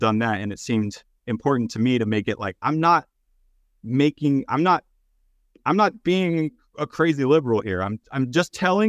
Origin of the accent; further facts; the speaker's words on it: Texas, United States; I'm from Texas. A lot of my family and friends are pretty conservative.